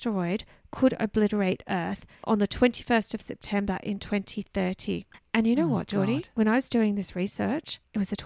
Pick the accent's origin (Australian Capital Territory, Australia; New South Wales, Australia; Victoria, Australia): Australian Capital Territory, Australia; Canberra; Tidbinbilla, which is in my hometown of Canberra